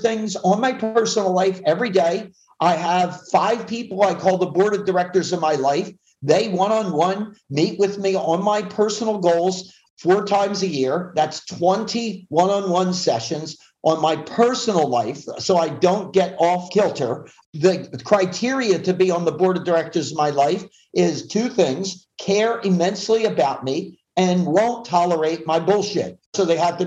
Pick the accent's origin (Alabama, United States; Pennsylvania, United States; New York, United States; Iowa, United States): Pennsylvania, United States; Philadelphia; now in Southern California, United States; I grew up in the Philly area where it's typically cold and nasty or hot and sweaty